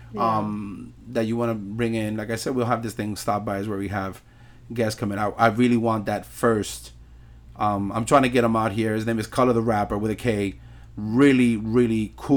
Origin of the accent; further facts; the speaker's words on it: New York City, New York, United States; I'm Puerto Rican, born and raised in New York City, 42 years old